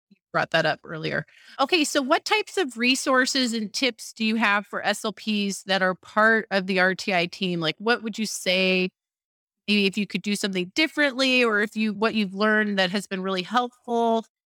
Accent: California, United States; I'm from California

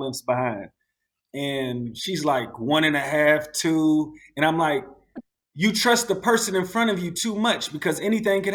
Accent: Louisville, Kentucky, United States; moved away as an adult; also born or lived in Michigan / Florida / Georgia; now in Abu Dhabi, United Arab Emirates; I grew up in Louisville, Kentucky, started driving there

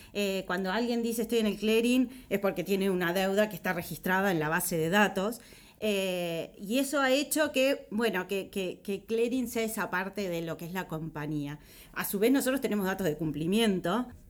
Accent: Uruguay; Como uruguaya yo me siento súper orgullosa de ser uruguaya

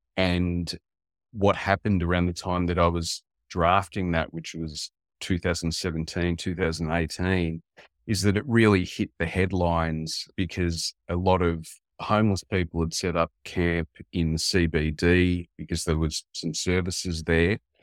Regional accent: Western Victoria, Australia; also born or lived in Italy; I, growing up in a small town in Australia, in Western Victoria, we were the only Italian family in town

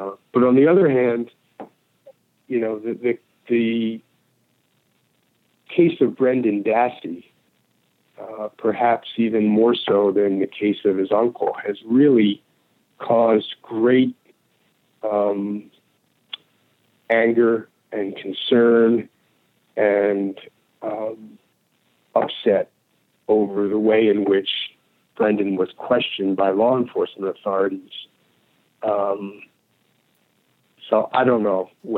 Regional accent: Philadelphia, Pennsylvania, United States; moved away as an adult; now in Chicago, United States; my hometown of Philadelphia

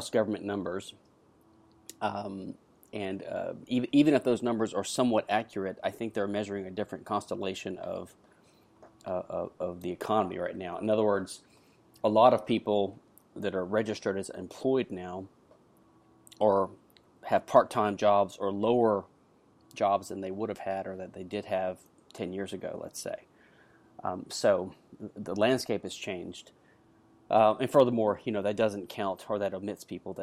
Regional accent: United States; now in Houston, United States; I live in Houston, Texas, the USA. I'm an American patent attorney

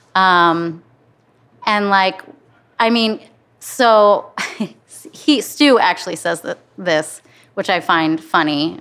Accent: Flint, Michigan, United States; moved away as an adult; also born or lived in Los Angeles; now in Cincinnati, United States; I'm from Flint

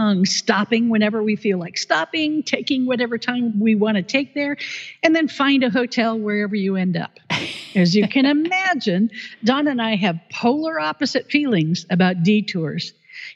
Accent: Oregon, United States; I grew up in Oregon

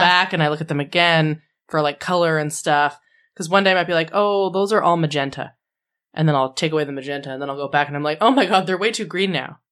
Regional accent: Canada; 'cause we're all Canadian.

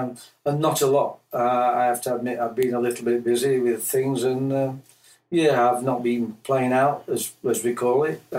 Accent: Yorkshire and the Humber, United Kingdom; moved away as an adult; now in Tauranga, New Zealand; I come from Yorkshire, England.

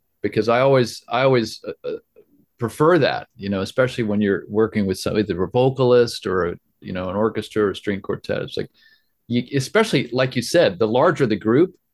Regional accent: Florida, United States; moved away; I'm from Florida originally.

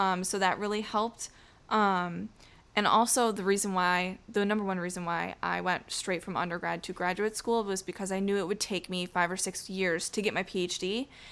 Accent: outside of Syracuse, New York, United States; I was raised outside of Syracuse.

